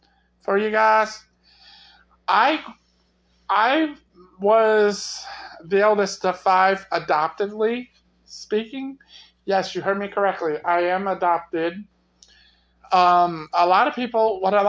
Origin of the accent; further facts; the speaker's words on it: United States; I grew up in the Metro Quad City area